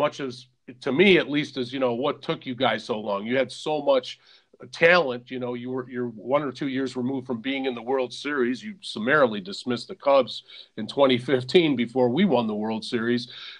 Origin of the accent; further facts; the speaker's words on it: Detroit, Michigan, United States; I'm from Detroit